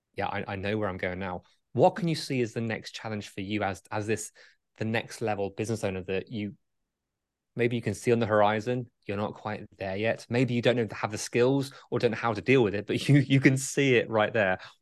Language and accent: English; England, United Kingdom; I'm English.